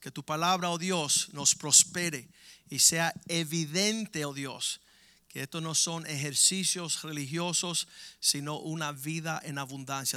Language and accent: Spanish; Cuba